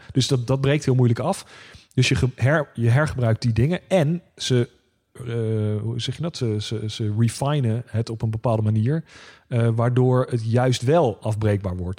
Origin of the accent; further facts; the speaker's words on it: The Hague, South Holland, Netherlands; accent: Haags; mijn eh, native Haagse